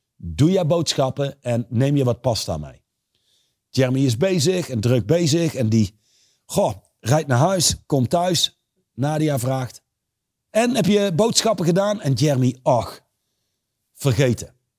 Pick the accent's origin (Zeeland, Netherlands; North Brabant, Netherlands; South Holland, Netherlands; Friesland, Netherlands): North Brabant, Netherlands; Reusel; Ik ben opgegroeid in Reuzel